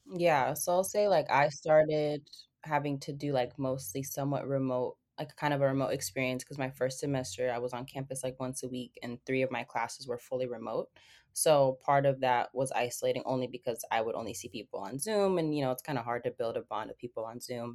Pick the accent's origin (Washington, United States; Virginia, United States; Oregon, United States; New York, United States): Washington, United States; Seattle; my family is from Ethiopia, and I lived in Seattle basically all of my life.